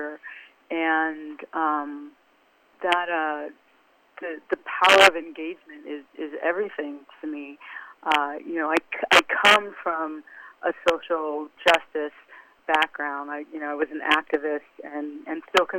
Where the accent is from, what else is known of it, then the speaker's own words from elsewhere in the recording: Omaha, Nebraska, United States; moved away as an adult; also born or lived in Beckenham, England / California / New York; I grew up in Omaha, and quiet as it's kept, I was born in Beckenham, England. And I think we got to Omaha when I was about 5